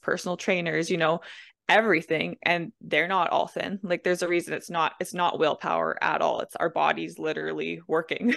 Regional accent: Manitoba, Canada; I'm from Manitoba, Canada.

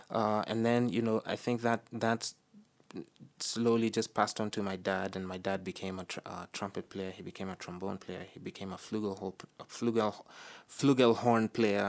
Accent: Nairobi, Kenya; I'm originally of Ugandan descent. I was born and raised in Nairobi, Kenya, which is where I spent most of my life.

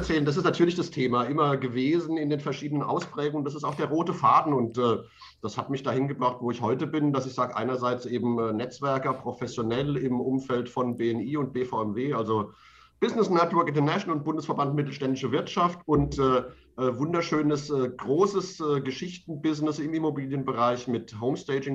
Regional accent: Mainz, Rhineland-Palatinate, Germany; meiner Heimatstadt Mainz

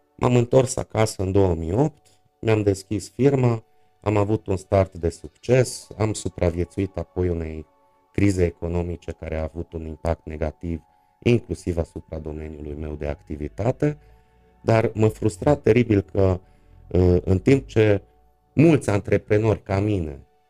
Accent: Târgu Mureș, Mureș County, Romania; also born or lived in Cluj-Napoca / Mediaș; din 1984, deci de la vârsta de 4 ani pot să spun că sunt Târgu Mureșean uh, jet jet uh, tatăl meu era Târgu Mureșean de asemenea, aici am uh, făcut școala, aici am copilărit, aici am crescut.

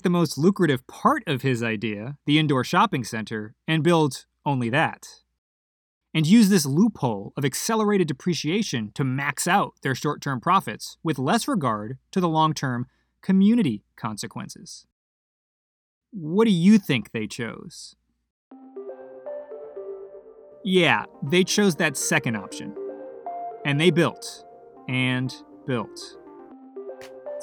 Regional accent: Providence, Rhode Island, United States; my hometown of Providence, Rhode Island

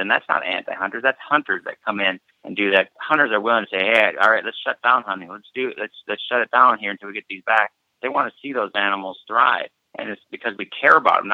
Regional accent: Iowa, United States; we're just rednecks from Iowa

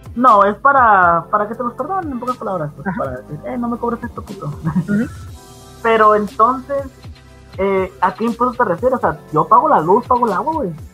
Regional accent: Mexico

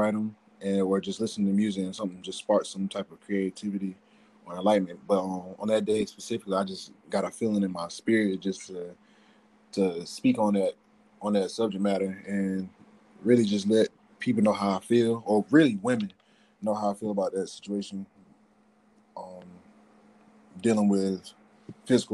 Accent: Greenville, North Carolina, United States; now in Greensboro, United States; I'm originally from Greenville, North Carolina, relocated to Greensboro

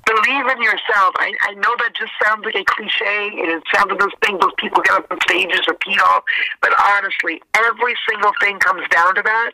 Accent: Canada; I'm a Canadian girl

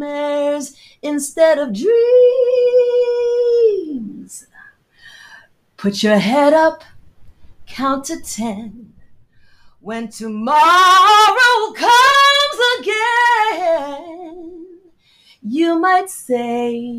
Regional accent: New Jersey, United States; also born or lived in London, United Kingdom / Jamaica; I'm a Jamaican girl born in London, raised in Jersey

